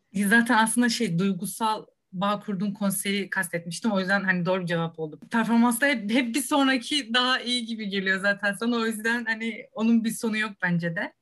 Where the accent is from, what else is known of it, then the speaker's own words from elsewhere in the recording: Rize, Rize Province, Turkey; Ben de Rizeliyim